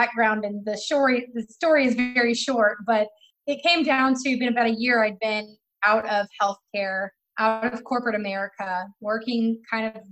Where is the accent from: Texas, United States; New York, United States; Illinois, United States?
Texas, United States; moved away; also born or lived in Florida / Arizona; I'm born and raised in Texas, went to Texas A&M